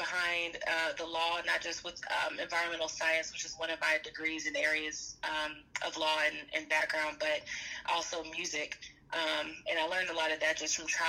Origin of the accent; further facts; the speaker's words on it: Atlanta, Georgia, United States; also born or lived in Washington, D.C.; I grew up in Atlanta, Georgia, between Atlanta and Washington, D.C.